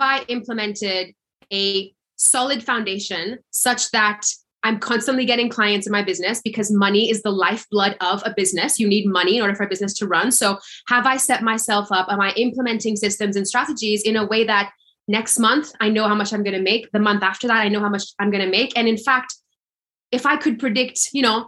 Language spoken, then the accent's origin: English; Seychelles; also born or lived in London; I was born and raised here in the Seychelles Islands and I studied law in London